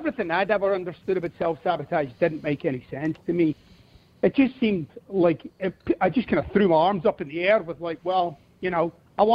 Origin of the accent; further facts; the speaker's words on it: Glasgow, Scotland, United Kingdom; accent: Scottish; moved away; I'm originally from Scotland